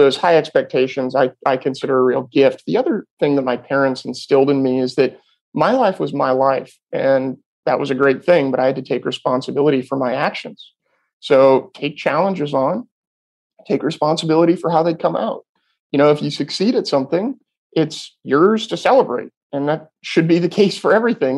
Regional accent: Sonoma County, Northern California, United States; So I'm born and raised in Northern California in the wine industry, or in wine country, I should say. I was not born into the wine industry, in Sonoma County

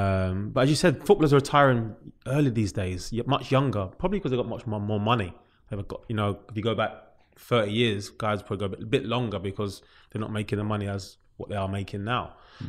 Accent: London, United Kingdom; That's where I'm from. I'm from New Cross.

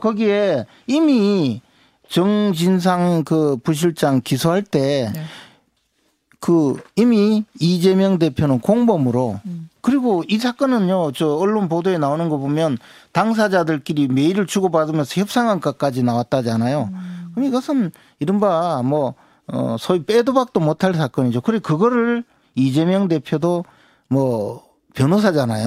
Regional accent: Uiseong, North Gyeongsang, South Korea; 제 고향이 의성인데 안동이 바로 의성 옆이죠.

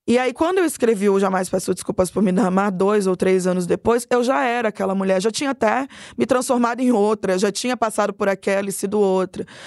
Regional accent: Cuiabá, Mato Grosso, Brazil; moved away as an adult; now in São Paulo, Brazil; Como eu venho de Cuiabá para São Paulo

